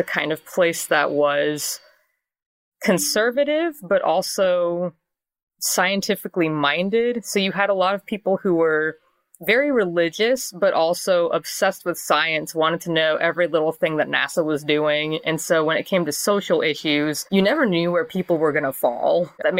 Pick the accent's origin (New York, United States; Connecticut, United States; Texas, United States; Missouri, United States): Texas, United States; Houston; also born or lived in Clear Lake, Texas; I am from Texas. I grew up in Houston.